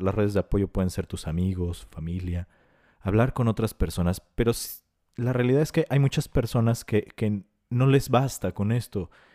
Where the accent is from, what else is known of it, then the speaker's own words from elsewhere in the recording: Mexico; Nosotros como mexicanos